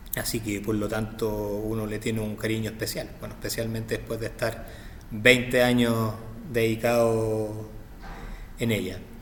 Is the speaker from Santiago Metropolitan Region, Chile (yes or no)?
yes; Santiago, Santiago Metropolitan Region, Chile; vivo, nacido y criado en Santiago de Chile.